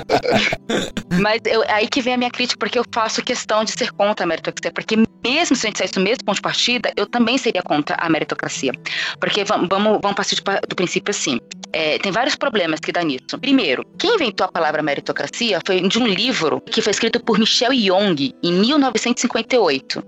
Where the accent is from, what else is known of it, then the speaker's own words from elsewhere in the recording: São Paulo, Brazil; Eu sou, eu sou do Capão Redondo. Eu nasci na pobreza.